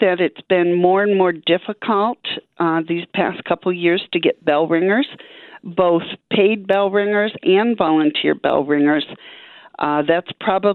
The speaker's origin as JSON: {"language": "English", "region": "Pennsylvania", "country": "United States", "moved": "yes", "lives_now": "Wichita, United States", "said": "Originally, I'm from Pennsylvania."}